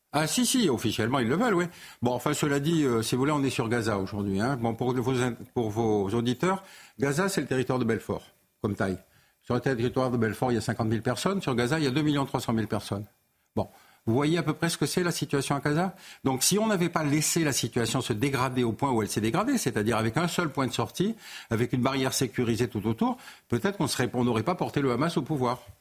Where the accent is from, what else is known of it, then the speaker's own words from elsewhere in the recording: Algeria; now in France; je suis né en Algérie, en Algérie française.